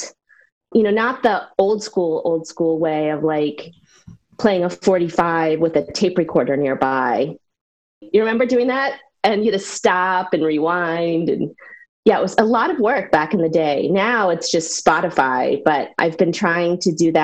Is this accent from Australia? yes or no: no; central New York, United States; now in Chevy Chase, Maryland, United States; I was born and raised in a small rural town in central New York